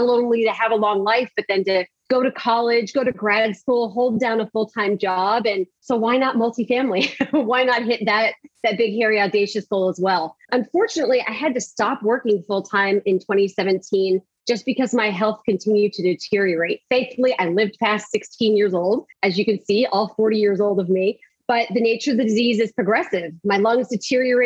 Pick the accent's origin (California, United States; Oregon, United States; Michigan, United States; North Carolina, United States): California, United States; Pasadena; I am from Pasadena, California, home of the Rose Bowl. Grew up with two amazing parents